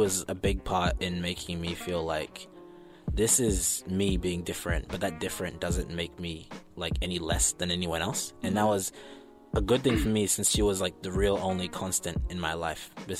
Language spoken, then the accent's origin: English; New Zealand; also born or lived in Zimbabwe; So I was born in Zim and then moved to New Zealand.